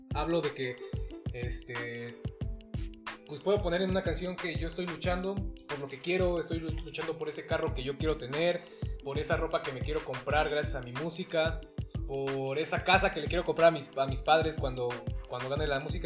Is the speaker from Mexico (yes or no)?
yes; Huauchinango, Puebla, Mexico; soy originario de Huauchinango, Puebla